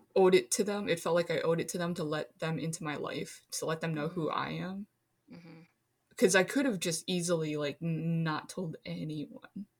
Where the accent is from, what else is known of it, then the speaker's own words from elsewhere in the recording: Minnesota, United States; also born or lived in China; I grew up in Minnesota